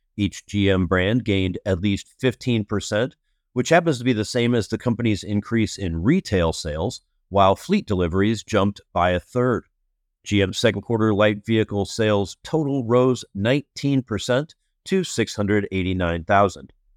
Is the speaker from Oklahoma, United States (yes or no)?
no; Iowa City, Iowa, United States; moved away; working remotely in my hometown, Iowa City, Iowa